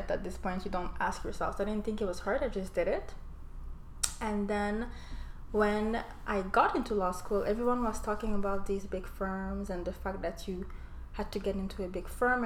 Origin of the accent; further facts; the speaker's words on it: Montreal, Quebec, Canada; I was born and raised in Montreal, made it to CJEP. I went to Vanier